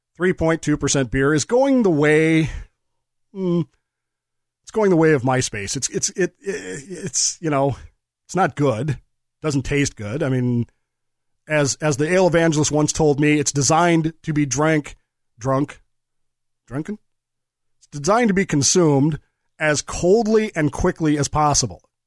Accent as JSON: {"language": "English", "region": "Colorado", "country": "United States", "tie": "born or raised there", "said": "When I was growing up in Colorado"}